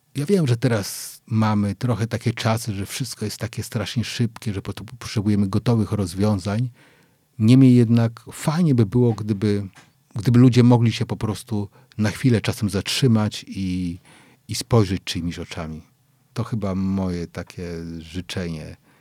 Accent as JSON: {"language": "Polish", "town": "Wrocław", "region": "Lower Silesian Voivodeship", "country": "Poland", "tie": "born or raised there", "said": "jestem mm, z Wrocławia, bo ja we Wrocławiu się urodziłem"}